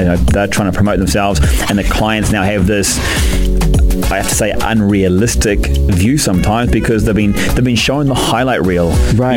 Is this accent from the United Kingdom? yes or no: no; New Zealand; being a Kiwi